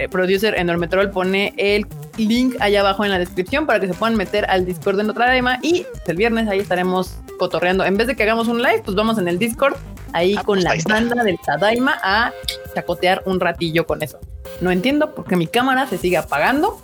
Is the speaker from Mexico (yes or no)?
yes; Mexico; como mexicanos